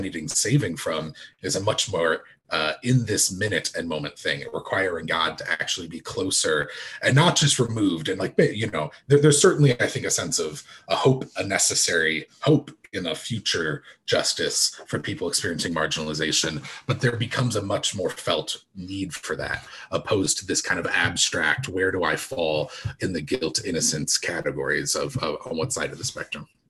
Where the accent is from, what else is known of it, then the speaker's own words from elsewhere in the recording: United States; as an American